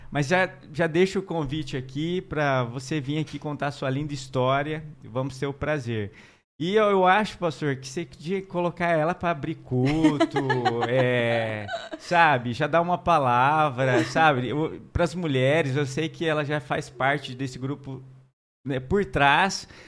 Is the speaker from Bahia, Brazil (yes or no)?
no; Paraná, Brazil; moved away; Olha aí, minha terra, gente.